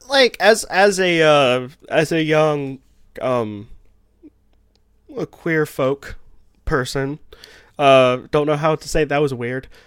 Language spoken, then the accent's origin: English; the South, United States; I also live in the south and grew up in the holler